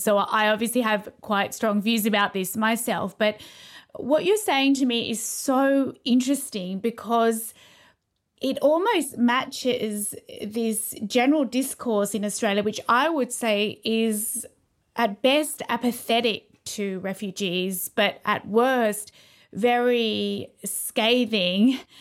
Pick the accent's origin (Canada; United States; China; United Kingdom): United Kingdom; London; growing up in London in the eighties